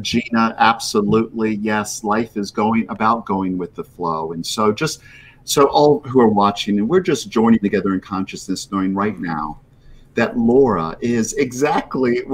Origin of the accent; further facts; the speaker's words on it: Florida, United States; moved away as an adult; also born or lived in Trinidad and Tobago / Tampa Bay, Florida; now in Rhode Island, United States; I spent 40 years in Florida. That's where I grew up